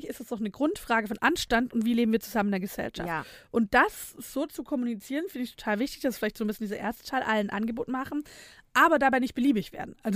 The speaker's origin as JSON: {"language": "German", "town": "Nürtingen", "region": "Baden-Württemberg", "country": "Germany", "tie": "born or raised there", "also_born_or_lived": "Filderstadt", "said": "Ich bin tatsächlich gar nicht in Filderstadt aufgewachsen. Ach, ich bin in Nürtingen"}